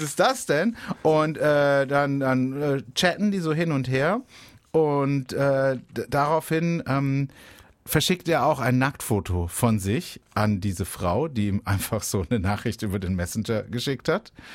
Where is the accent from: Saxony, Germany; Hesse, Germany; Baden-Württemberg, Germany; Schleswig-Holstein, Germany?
Baden-Württemberg, Germany; Baden-Baden; in meiner Heimatstadt Baden-Baden